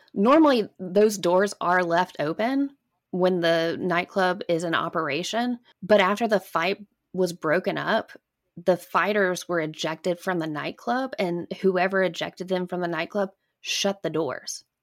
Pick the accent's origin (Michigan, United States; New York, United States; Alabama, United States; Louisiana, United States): Alabama, United States; growing up in Alabama